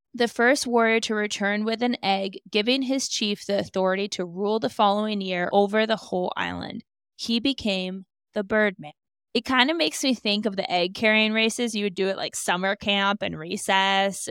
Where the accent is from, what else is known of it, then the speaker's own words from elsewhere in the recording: Alaska, United States; I have gone fishing many a time growing up in Alaska